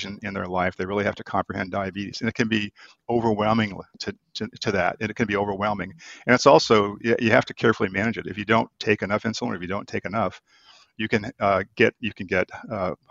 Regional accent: Florida, United States; also born or lived in Boston; now in San Diego, United States; I'm from Florida

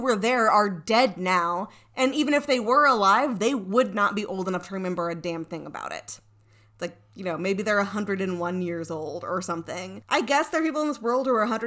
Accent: Broken Arrow, Oklahoma, United States; now in Kansas City, United States; I lived in a town called Broken Arrow, Oklahoma

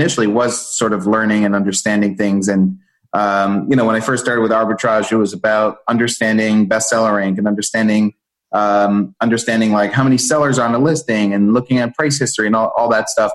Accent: East Coast of the US, United States; also born or lived in Israel; I was born in Israel. My family moved to the East Coast in the US when I was six

